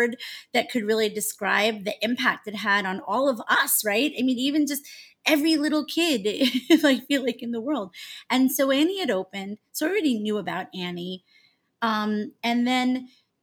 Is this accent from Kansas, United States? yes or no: no; Long Island, New York, United States; So I grew up on Long Island in New York